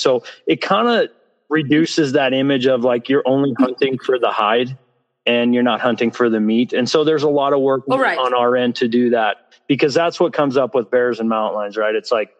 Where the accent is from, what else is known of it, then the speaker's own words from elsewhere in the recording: Cody, Wyoming, United States; We've had just the other day near my hometown where I live in Cody, we had a sportsman had to shoot a grizzly bear.